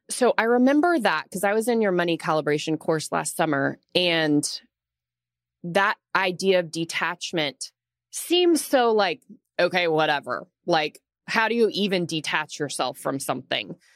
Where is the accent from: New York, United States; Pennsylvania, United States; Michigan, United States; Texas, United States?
Texas, United States; Austin; now in Dallas, United States; I'm from Austin originally, so we've been here in Dallas for like 6 years.